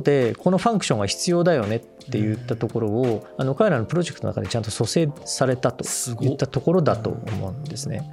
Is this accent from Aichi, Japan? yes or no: no; Shizuoka, Japan; で僕はあの静岡出身なんですけど